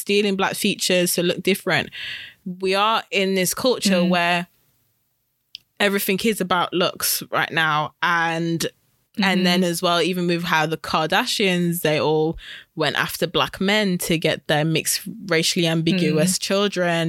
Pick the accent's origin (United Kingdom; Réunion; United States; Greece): United Kingdom; growing up Black British, we are very much in proximity of British culture because we're British